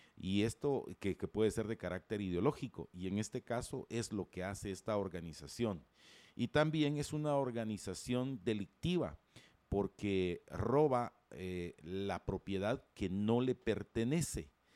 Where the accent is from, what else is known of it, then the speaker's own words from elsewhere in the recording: Guatemala; como ciudadanos guatemaltecos